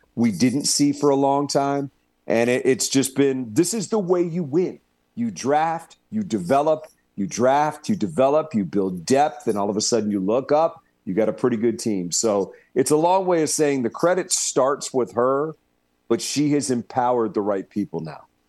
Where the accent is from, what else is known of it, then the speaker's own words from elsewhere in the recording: Washington, United States; moved away; I grew up and worked in Washington.